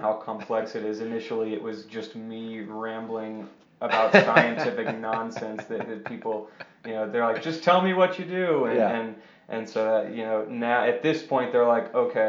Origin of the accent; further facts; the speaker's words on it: Colorado Springs, Colorado, United States; also born or lived in Memphis, Tennessee; I moved to Colorado when I was 9 and grew up in Colorado Springs.